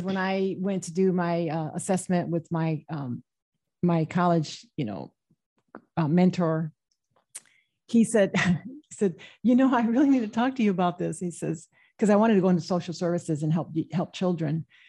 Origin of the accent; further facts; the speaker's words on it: Michigan, United States; I was born and raised in the Midwest in Michigan